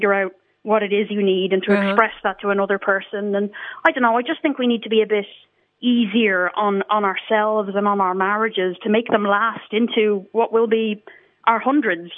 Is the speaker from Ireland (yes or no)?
yes; Ireland; moved away; I grew up in Ireland, so I've been out of the country for a long time.